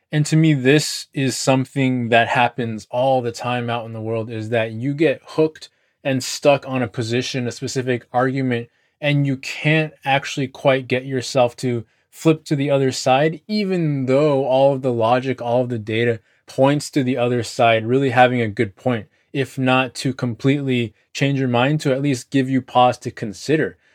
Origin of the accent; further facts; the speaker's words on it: United States; because I'm American